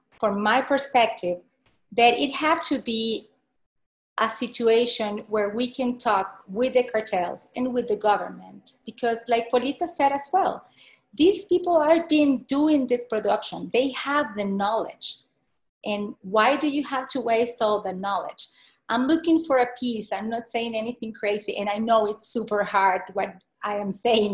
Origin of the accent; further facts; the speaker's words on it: Venezuela; also born or lived in Peru / Argentina; now in United States; I'm from Venezuela. I'm frontier with Colombia.